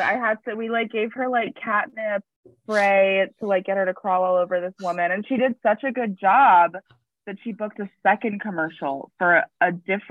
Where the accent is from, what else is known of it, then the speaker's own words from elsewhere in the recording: Ohio, United States; now in Chicago, United States; I'm from Ohio